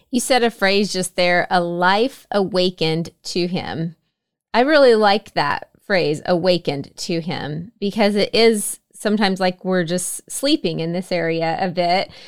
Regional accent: Oklahoma, United States; I grew up in Oklahoma as well

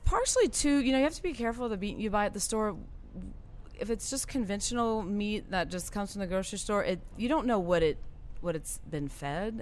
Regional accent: Golden Meadow, Louisiana, United States; also born or lived in Thibodaux, Louisiana; I am originally from a small town called Golden Meadow. It's in Lafourche Parish

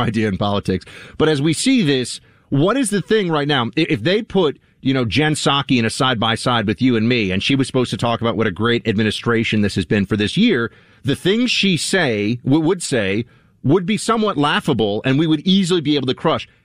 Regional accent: New York City, New York, United States; Until college as a New Yorker

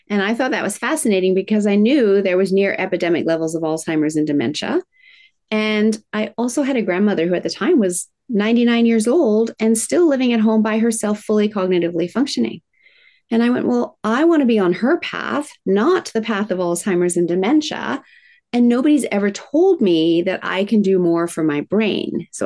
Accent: Tokyo, Japan; I was raised in Tokyo, Japan in the 70s, in the height of manufacturing plants spewing out toxins.

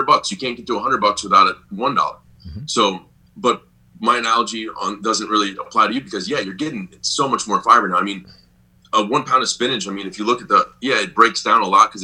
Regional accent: South Florida, United States; I grew up in South Florida

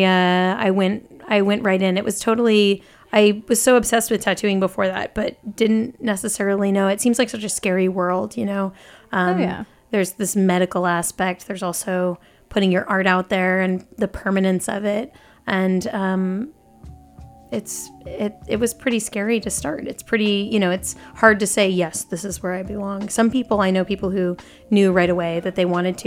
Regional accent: Temecula, California, United States; moved away as an adult; also born or lived in Long Beach, California; now in San Francisco, United States; I'm from SoCal originally, Long Beach, and then Temecula, California

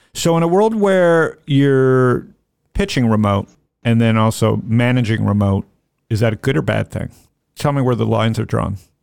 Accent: United States; I'm American.

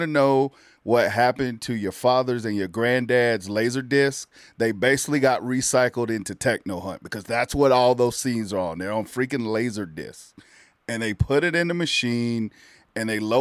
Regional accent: the South, United States; moved away as an adult; also born or lived in Milwaukee, Wisconsin; of being a Southern boy

